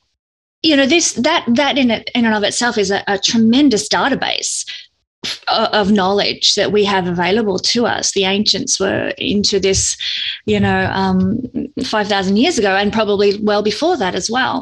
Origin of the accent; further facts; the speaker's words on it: Victoria, Australia; I'm from Australia